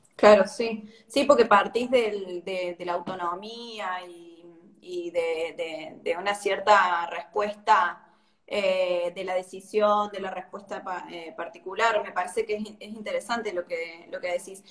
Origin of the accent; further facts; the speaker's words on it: Córdoba, Argentina; Yo soy de Córdoba